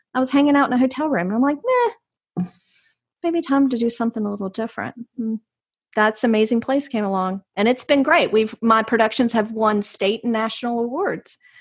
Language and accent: English; Jamestown, North Carolina, United States; also born or lived in Raleigh, North Carolina / Miami, Florida; now in Cary, United States; I'm a North Carolina girl. I grew up in Jamestown, which is right outside of High Point